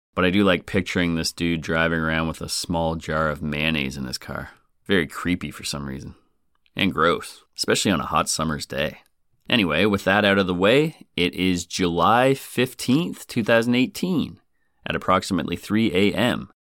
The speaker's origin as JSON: {"language": "English", "country": "Canada", "said": "But being Canadian"}